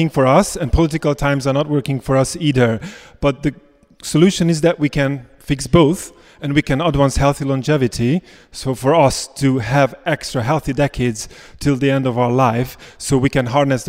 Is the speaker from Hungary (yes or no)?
yes; Budapest, Hungary; moved away as an adult; now in Cambridge, United Kingdom; being a citizen of another European country. I'm from Budapest.